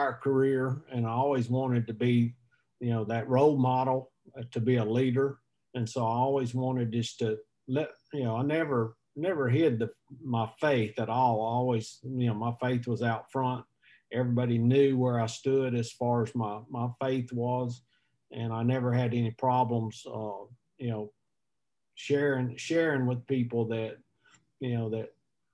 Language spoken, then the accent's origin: English; West Monroe, Louisiana, United States; also born or lived in Oak Grove, Louisiana; when I graduated from high school, my dad took a church in Oak Grove, Louisiana. So we moved from West Monroe to Oak Grove